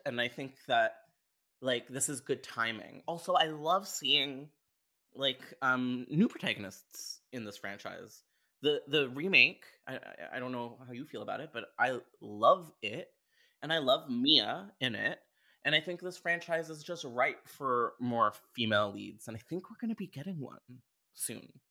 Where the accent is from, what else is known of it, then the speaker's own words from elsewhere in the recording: Canada; I'm Canadian.